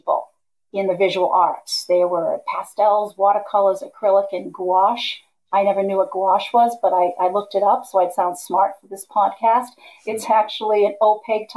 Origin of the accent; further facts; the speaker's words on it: Braintree, Massachusetts, United States; moved away as an adult; now in Rhode Island, United States; I'm from Braintree, Massachusetts